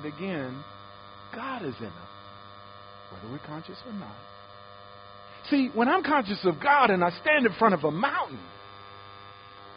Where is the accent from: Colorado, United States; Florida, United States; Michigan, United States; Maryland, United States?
Michigan, United States; Detroit; I grew up in Detroit